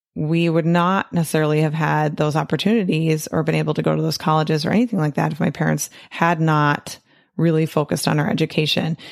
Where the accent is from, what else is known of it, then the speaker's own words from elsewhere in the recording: United States; growing up in America and being a true American